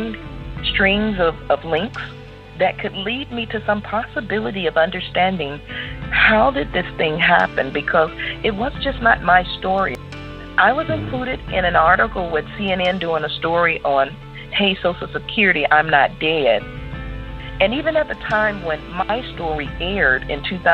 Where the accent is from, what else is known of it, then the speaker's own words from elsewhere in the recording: St. Louis, Missouri, United States; I was born in St. Louis, Missouri. I'm a native of Missouri. I'm a Missourian